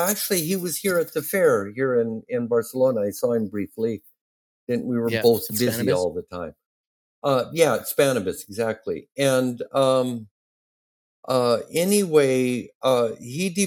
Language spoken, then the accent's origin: English; Ontario, Oregon, United States; my hometown, Ontario, Oregon